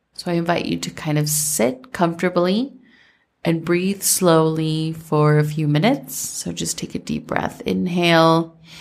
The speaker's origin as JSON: {"language": "English", "region": "Minnesota", "country": "United States", "tie": "born or raised there", "said": "growing up in Minnesota"}